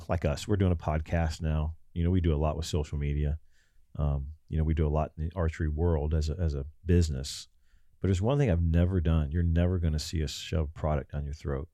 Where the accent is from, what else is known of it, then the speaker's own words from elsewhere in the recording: Ohio, United States; now in Texas, United States; We came out of the Midwest. I'm from Ohio.